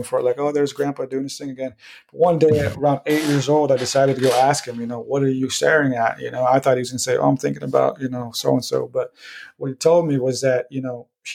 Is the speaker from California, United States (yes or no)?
yes; San Diego, California, United States; I'm from San Diego.